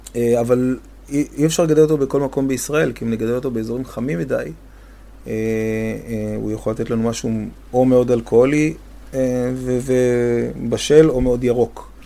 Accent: Safed, Northern District, Israel; אני גדלתי בצפת

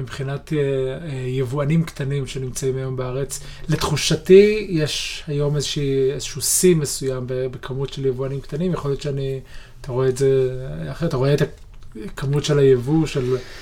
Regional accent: Israel; אנחנו כישראלים וכיהודים

